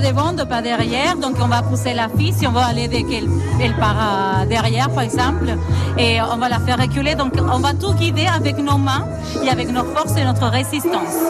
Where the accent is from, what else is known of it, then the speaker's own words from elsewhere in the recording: Argentina; French is a second language; now in France; Je viens d'Argentine, pour ça le accent, la tête